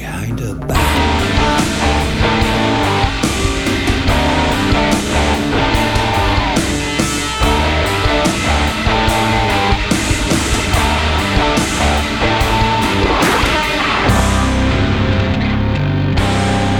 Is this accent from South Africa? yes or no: no; England, United Kingdom; I'm from England, actually.